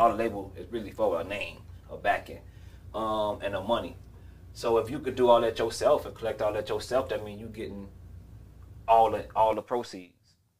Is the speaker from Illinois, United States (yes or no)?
yes; Chicago, Illinois, United States; I was from the West Side.